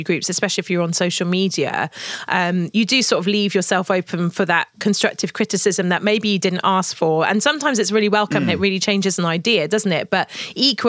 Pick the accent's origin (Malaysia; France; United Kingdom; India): United Kingdom; being the British naive girl that I was back at the time